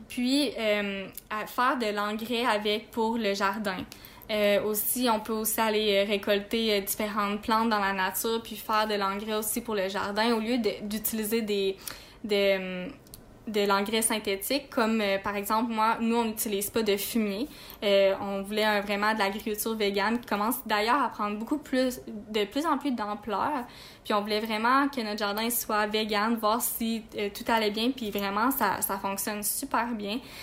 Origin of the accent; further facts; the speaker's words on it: Quebec, Canada; moved away as an adult; nous, on vient de Québec